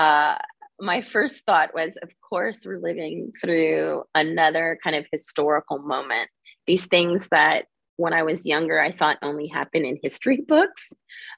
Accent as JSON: {"language": "English", "town": "Los Angeles", "region": "California", "country": "United States", "tie": "born or raised there", "also_born_or_lived": "New York City / San Francisco Bay Area", "said": "I'm originally from California. I was born in Los Angeles, and now I live in the San Francisco"}